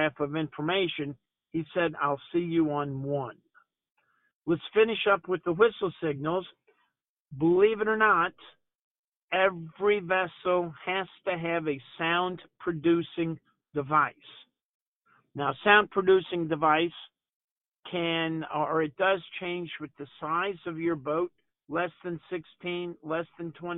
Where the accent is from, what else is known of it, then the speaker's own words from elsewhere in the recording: New Orleans, Louisiana, United States; I grew up in New Orleans